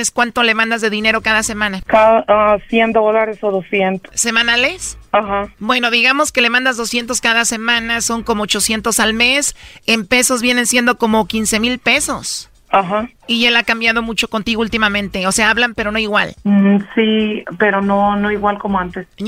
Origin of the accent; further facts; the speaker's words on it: Aguascalientes, Mexico; moved away; Yo soy de Aguascalientes